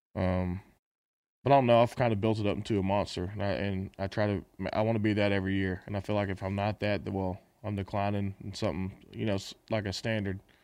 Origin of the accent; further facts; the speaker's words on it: Texas, United States; I guess we're both from Texas